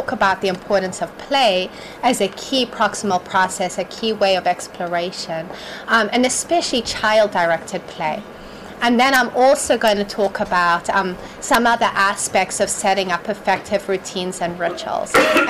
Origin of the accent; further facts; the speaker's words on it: Malawi; I grew up in Malawi.